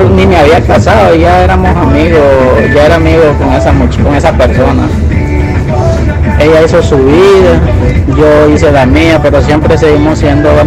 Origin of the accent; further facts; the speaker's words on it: Managua, Nicaragua; yo soy de Managua